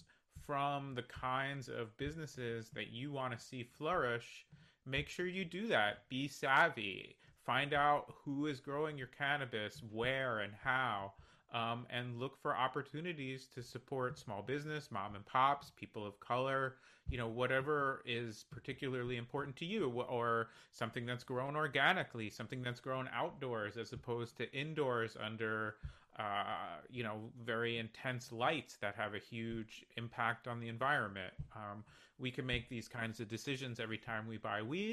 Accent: New Jersey, United States; moved away; also born or lived in New York City; I grew up in New Jersey, I lived in New York City for a long time

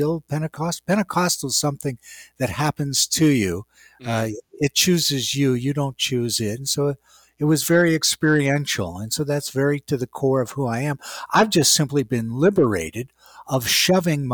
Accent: West Virginia, United States; moved away; I grew up in West Virginia.

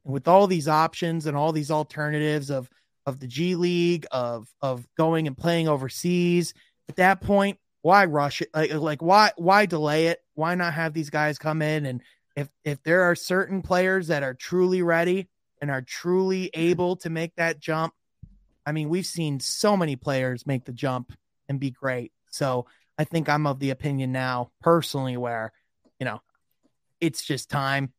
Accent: Grand Rapids, Michigan, United States; Grand Rapids, which is actually my hometown

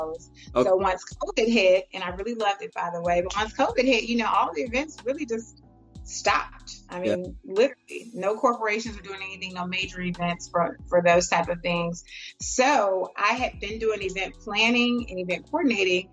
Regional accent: Atlanta, Georgia, United States; also born or lived in Charlotte; I'm from Atlanta

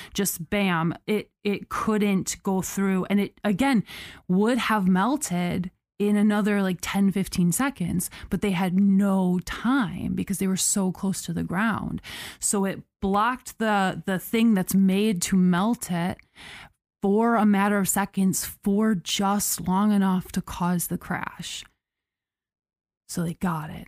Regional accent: United States

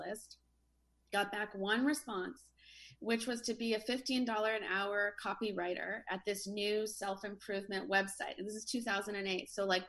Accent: Canada; now in Venice, United States; I kind of grew up in a small Canadian town

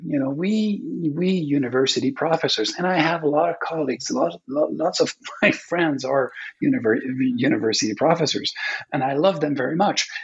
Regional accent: Quebec, Canada; English is a second language; I'm from Quebec. Uh, it's a francophone province in Canada

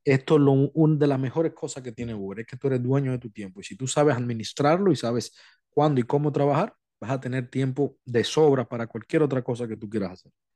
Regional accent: Dominican Republic; now in United States; República Dominicana, mi país natal

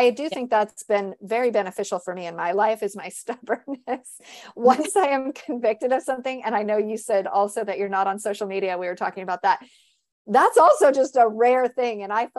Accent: California, United States; now in Tennessee, United States; I'm from California, you know, so I get that.

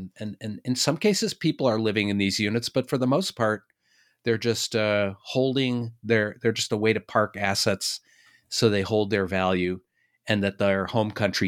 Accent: Boston, Massachusetts, United States; And I'm from Boston. Boston was sort of an early center of family offices.

